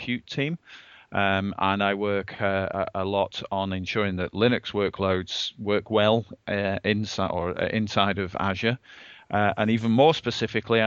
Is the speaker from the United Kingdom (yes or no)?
yes; England, United Kingdom; moved away as an adult; now in Redmond, United States; I'm an Englishman. I'm an expat here in Redmond in the US. And I moved over here a couple of years ago